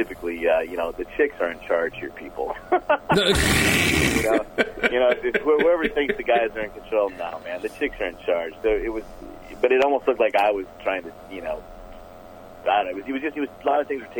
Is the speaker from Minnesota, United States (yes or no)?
yes; Twig, Minnesota, United States; a kid growing up in Twig, Minnesota